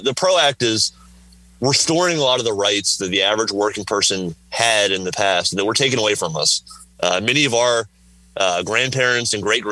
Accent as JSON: {"language": "English", "region": "Southern Virginia", "country": "United States", "tie": "born or raised there", "moved": "yes", "said": "I grew up in Southern Virginia on a tobacco farm"}